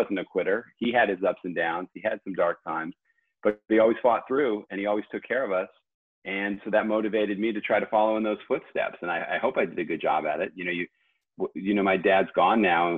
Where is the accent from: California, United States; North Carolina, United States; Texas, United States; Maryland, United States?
California, United States; Southern; moved away as an adult; I grew up in Southern California